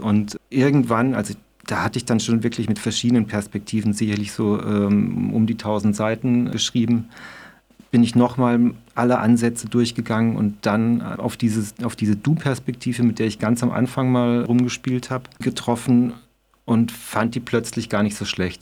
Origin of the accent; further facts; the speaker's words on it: Bühl, Baden-Württemberg, Germany; aus meinem Heimatort Bühl, das ist da in, in der Nähe von Baden-Baden